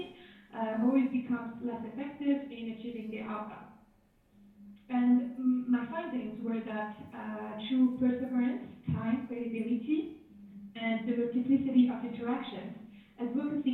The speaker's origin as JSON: {"language": "English", "country": "Algeria", "said": "I'm from Algeria. I grew up with the idea that feminism is just a Western concept"}